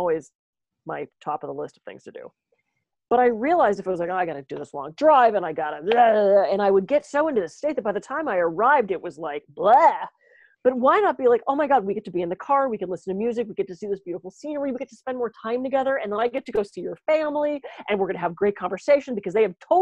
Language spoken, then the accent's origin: English; East Coast, United States; now in California, United States; I'm from the East Coast